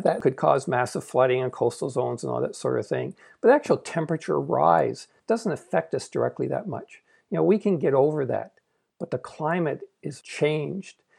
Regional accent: Canada; I'm Canadian, I'm not American

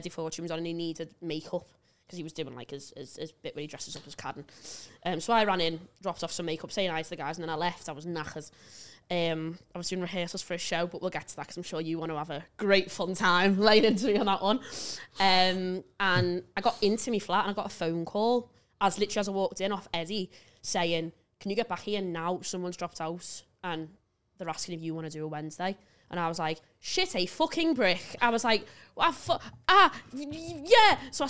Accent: West Derby, North West England, United Kingdom; I'm from West Derby.

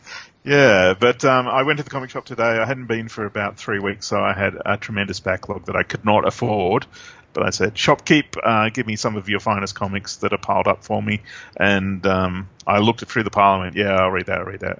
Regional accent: Australia; we're both Australian

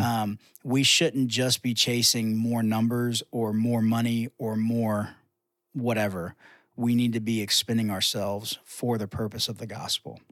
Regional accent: United States

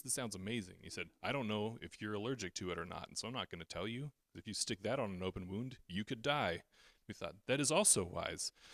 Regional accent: Canada; as a Canadian

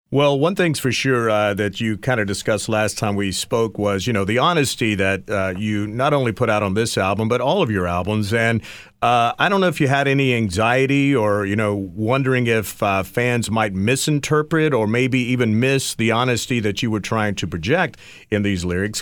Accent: East Coast, United States; also born or lived in Los Angeles; I'm from the East Coast

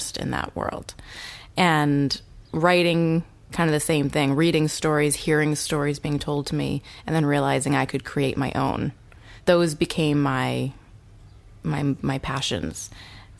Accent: New Hampshire, United States; moved away as an adult; also born or lived in New Zealand; now in Los Angeles, United States; very, very small town, New Hampshire. One of five kids. I was homeschooled until high school and then went to a pretty small high school in my hometown.

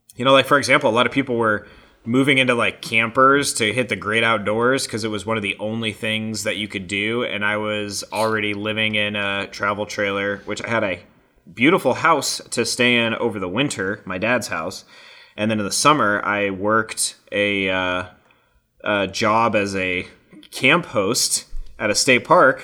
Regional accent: Colorado, United States; that was in my home state

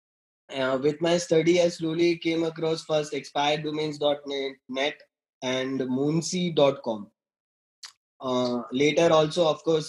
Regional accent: Gujarat, India; I'm from Gujarat, western coast of India

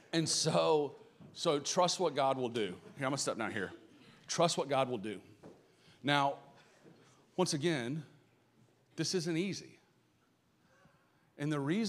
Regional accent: Atlanta, Georgia, United States; accent: Southern; if you cannot tell by my accent, I'm from the South. And so, like, my parents are old school, super religious Southern.

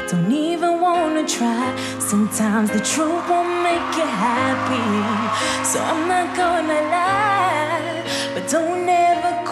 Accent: Anguilla; I'm 22 years of age, and I'm from the British Caribbean island of Anguilla.

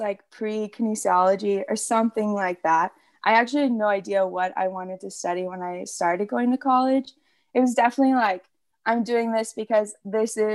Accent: Austin, Texas, United States; I'm from Texas. I actually grew up in Austin for most of my life

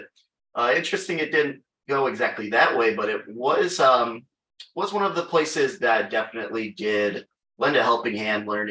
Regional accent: Chicago, Illinois, United States; I'm from Chicago, Illinois, born and raised

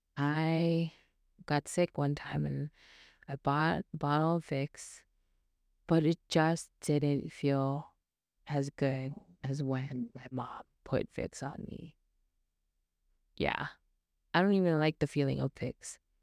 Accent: Philippines; being Filipino

